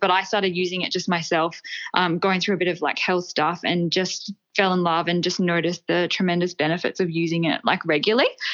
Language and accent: English; Queensland, Australia; also born or lived in Melbourne, Australia; now in Sydney, Australia; I'm from Queensland originally.